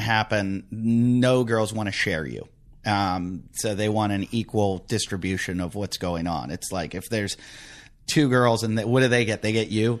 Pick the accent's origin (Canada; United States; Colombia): United States; also born or lived in United Kingdom / Australia; as an American